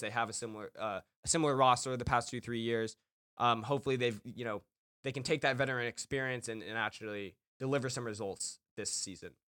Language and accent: English; Los Angeles, California, United States; I'm from Los Angeles